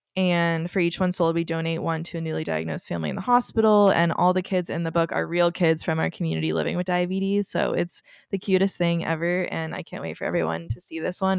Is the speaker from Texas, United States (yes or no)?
yes; Texas, United States; moved away as an adult; now in Los Angeles, United States; I am from Texas, if you don't already know that, and so I've only been in L A a couple years